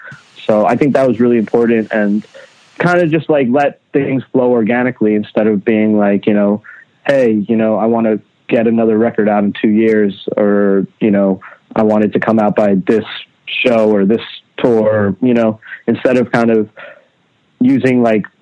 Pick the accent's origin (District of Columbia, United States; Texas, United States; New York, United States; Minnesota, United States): New York, United States; Long Island; also born or lived in Queens; I was born in Queens, Flushing, Queens, in like, you know, a one bedroom apartment with my family, my mom, my dad, my brother. And then around the ages, around like 4 or 5 years old, we moved to Long Island.